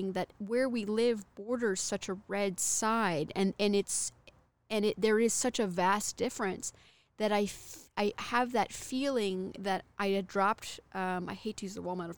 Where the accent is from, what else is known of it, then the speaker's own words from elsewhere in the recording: Texas, United States; now in California, United States; I'm from Texas and I'm in California